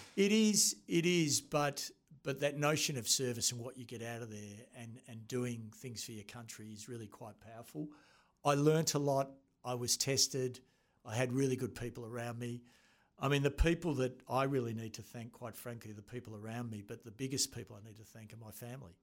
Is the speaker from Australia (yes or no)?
yes; Australia; attended, uh, New Zealand Officer School as an Australian